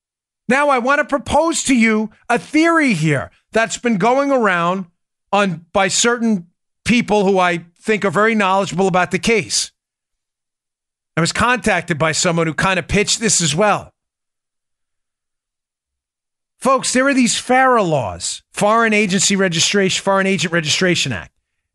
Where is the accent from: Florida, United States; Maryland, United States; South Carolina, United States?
Maryland, United States; also born or lived in New York; But living in and growing up in New York and Maryland, and spending a lot of my adult life in Maryland, very liberal states